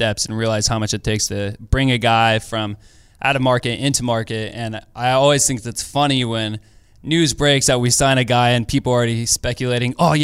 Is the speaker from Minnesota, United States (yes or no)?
no; Portland, Oregon, United States; moved away as an adult; now in Los Angeles, United States; Born and raised in Portland.